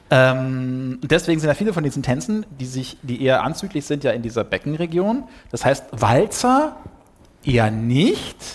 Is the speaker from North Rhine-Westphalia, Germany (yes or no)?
yes; Duisburg, North Rhine-Westphalia, Germany; Ihr müsst wissen, ich bin ja Ruhrpottler, ich bin aus Duisburg, da hält man nichts von Recklinghausen